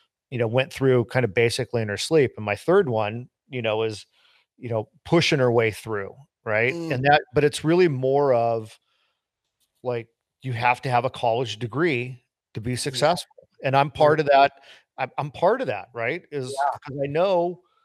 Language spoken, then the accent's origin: English; United States; as an American, I never graduated college